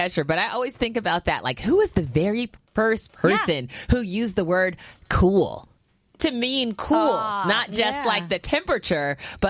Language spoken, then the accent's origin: English; Bay Area, California, United States; I grew up in the Bay Area. That's West Coast